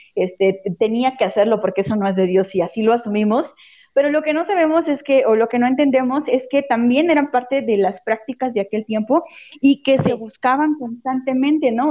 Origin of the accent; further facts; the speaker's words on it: Santo Tomás Cuyotlipan, Puebla, Mexico; de donde yo soy, de Santo Tomás Cuyotlipan, Puebla